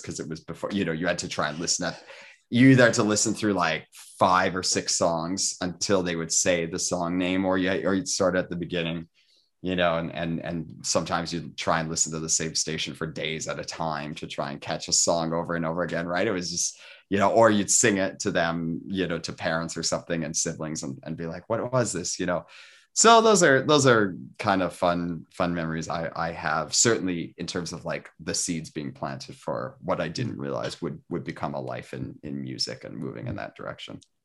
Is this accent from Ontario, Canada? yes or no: yes; Toronto, Ontario, Canada; I'm from Toronto, but we used to live outside the city in the country.